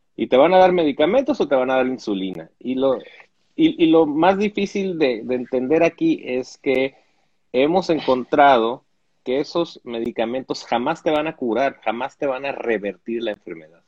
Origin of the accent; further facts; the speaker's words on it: Mexico; como mexicano